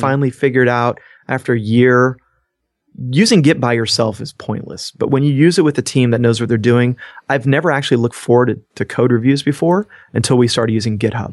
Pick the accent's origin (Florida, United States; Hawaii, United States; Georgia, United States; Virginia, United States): Georgia, United States; I'm from Georgia and there's hospitality in my roots